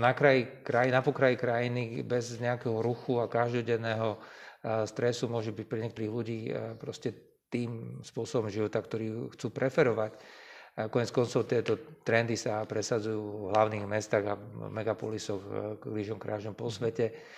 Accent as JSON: {"language": "Slovak", "town": "Košice", "region": "Košice Region", "country": "Slovakia", "tie": "born or raised there", "said": "Ja sám som Košičan, ktorý vyrastal proste v stredne veľkom meste"}